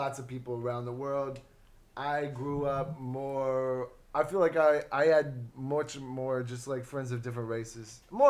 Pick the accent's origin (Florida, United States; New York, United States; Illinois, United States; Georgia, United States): Georgia, United States; moved away; I'm from Georgia. Down south.